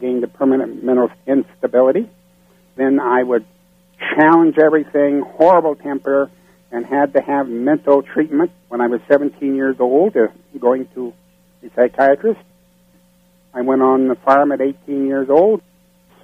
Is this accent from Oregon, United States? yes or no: no; South Dakota, United States; also born or lived in Sioux Falls, South Dakota / Rapid City, South Dakota / New Mexico; I grew up in South Dakota